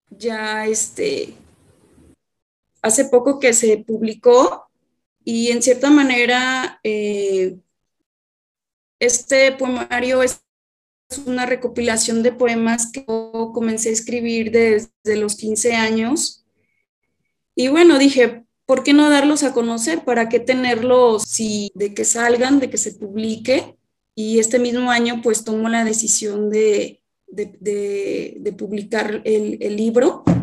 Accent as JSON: {"language": "Spanish", "town": "Atotonilco el Alto", "region": "Jalisco", "country": "Mexico", "tie": "born or raised there", "also_born_or_lived": "Guadalajara", "said": "yo soy originaria de Atotonilco el Alto, en donde actualmente estoy radicando. Este, estuve viviendo en Guadalajara algunos años para estudiar licenciatura en Administración de Empresas"}